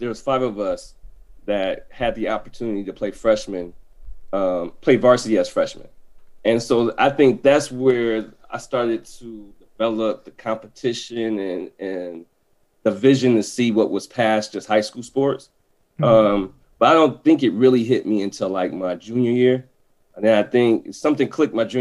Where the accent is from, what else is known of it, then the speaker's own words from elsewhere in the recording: Des Moines, Iowa, United States; now in Madison, United States; I'm from Iowa, Des Moines, Iowa